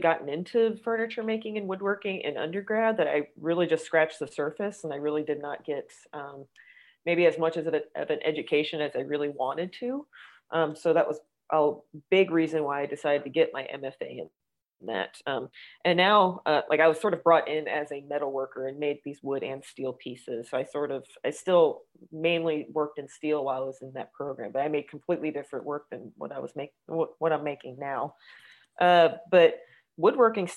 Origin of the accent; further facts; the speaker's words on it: New York City, New York, United States; I was born and raised in Manhattan